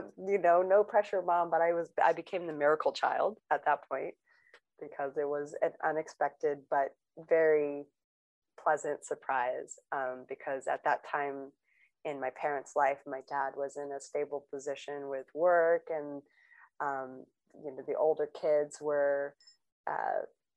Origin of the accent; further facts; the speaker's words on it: Long Beach, California, United States; I grew up in Long Beach, California